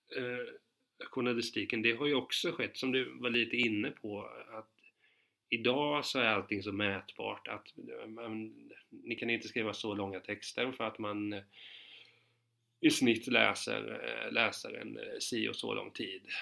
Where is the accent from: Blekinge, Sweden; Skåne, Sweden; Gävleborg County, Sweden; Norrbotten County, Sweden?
Gävleborg County, Sweden; Hudiksvall; jag är ju från Hudiksvred